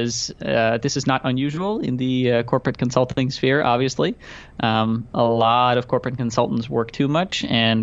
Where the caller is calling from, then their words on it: Amsterdam, North Holland, Netherlands; Yeah, so first of all, I'm joining you from Amsterdam. I don't know if you've ever had anybody from Amsterdam on your show before.